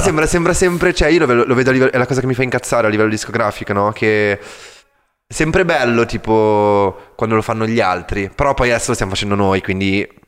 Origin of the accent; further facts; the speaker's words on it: Milan, Lombardy, Italy; moved away as an adult; also born or lived in London; sono cresciuto a Milano